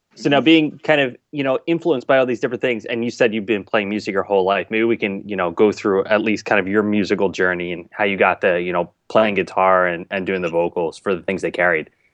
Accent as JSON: {"language": "English", "town": "Mullica Hill", "region": "New Jersey", "country": "United States", "tie": "born or raised there", "said": "I grew up in, in South Jersey, Mullica Hill area"}